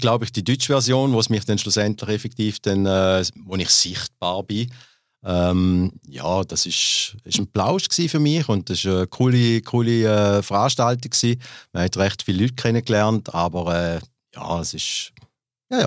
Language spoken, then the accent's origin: German; Glarus, Switzerland; Erst dann auf Glarus dann äh, geschäftsmäßig gezogen und da bin ich auch geboren in der Schweiz